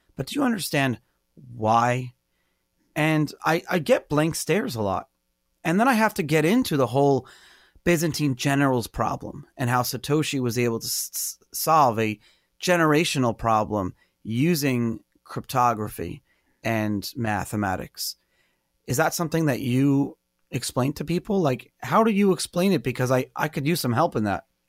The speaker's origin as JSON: {"language": "English", "town": "New York City", "region": "New York", "country": "United States", "tie": "born or raised there", "said": "growing up in Brooklyn, not really around water"}